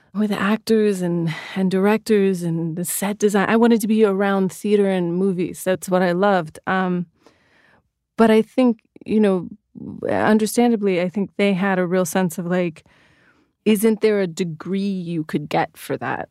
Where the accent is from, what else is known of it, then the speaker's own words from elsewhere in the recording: Sacramento, California, United States; moved away; I love Sacramento. I loved growing up there